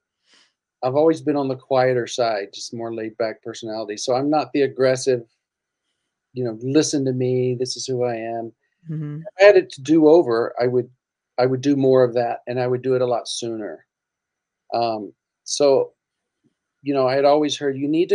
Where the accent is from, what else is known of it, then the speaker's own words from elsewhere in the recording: Mississippi, United States; moved away as an adult; now in Los Angeles, United States; I was from Mississippi